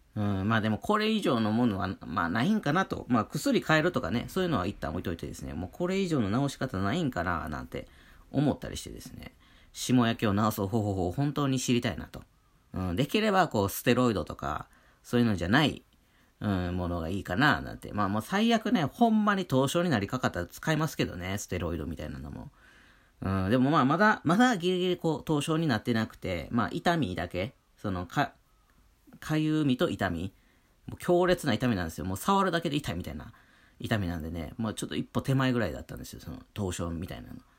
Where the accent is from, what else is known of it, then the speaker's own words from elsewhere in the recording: Wakayama, Japan; moved away; 僕、和歌山県出身なんて雪なんて触れたことない人間だったんで